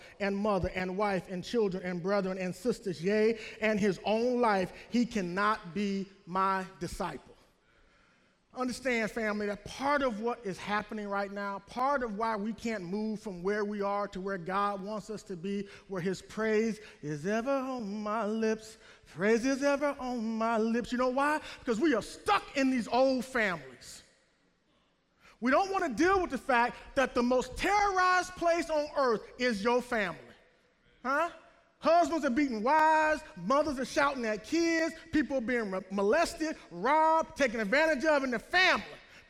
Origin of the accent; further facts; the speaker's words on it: the South, United States; I'm from the South. I want to run under the Dixie flag, under the Confederate flag, or this flag, or that flag, or this thing, or that thing.